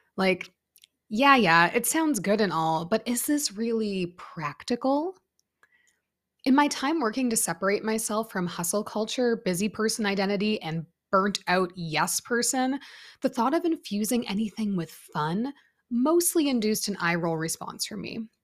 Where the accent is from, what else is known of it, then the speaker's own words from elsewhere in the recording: Canada; I grew up in Canada